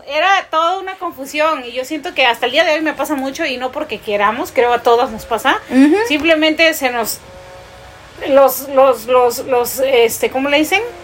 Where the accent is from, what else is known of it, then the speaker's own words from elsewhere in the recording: Peru; moved away as an adult; now in United States; uno de niño ahí en Perú